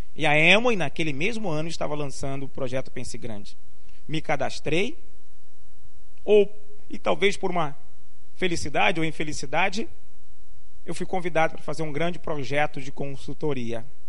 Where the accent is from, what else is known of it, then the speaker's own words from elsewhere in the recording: Rio de Janeiro, Brazil; also born or lived in Limoeiro, Pernambuco / São Paulo; now in Recife, Brazil; Aos sete anos me mudei para o Rio de Janeiro. Fiquei lá por cerca de 30 anos